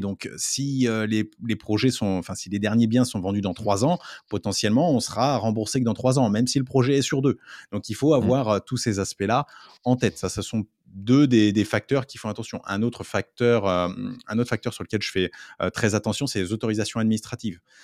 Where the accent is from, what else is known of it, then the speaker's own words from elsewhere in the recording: France; en tant que Français